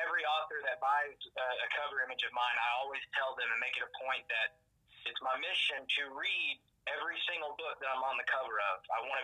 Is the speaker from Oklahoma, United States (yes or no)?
no; Knoxville, Tennessee, United States; I started at Gold's Gym in Knoxville, Tennessee, my hometown, as a personal trainer.